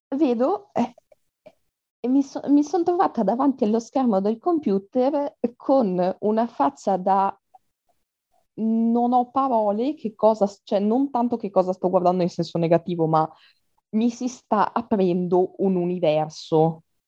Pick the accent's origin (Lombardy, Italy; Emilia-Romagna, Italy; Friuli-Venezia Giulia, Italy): Friuli-Venezia Giulia, Italy; Trieste; first language Italian; ho 22 anni e sono di Trieste